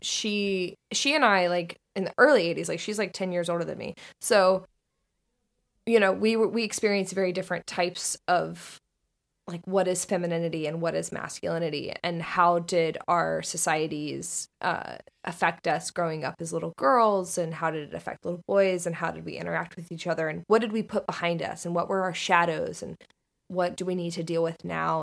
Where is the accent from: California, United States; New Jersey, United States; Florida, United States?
Florida, United States; Northern; I grew up in Florida, in Northern Florida